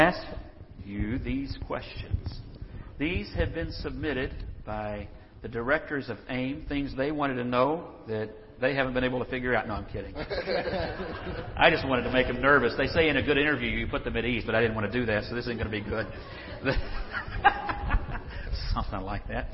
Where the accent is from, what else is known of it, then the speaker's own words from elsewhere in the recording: Texas, United States; I grew up in Texas